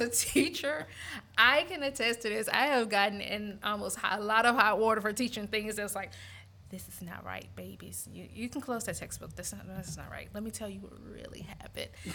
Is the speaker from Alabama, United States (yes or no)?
yes; Montgomery, Alabama, United States; moved away as an adult; also born or lived in DC Baltimore area / Eastern Shore of Maryland; now in Louisiana, United States; I grew up in Montgomery, Alabama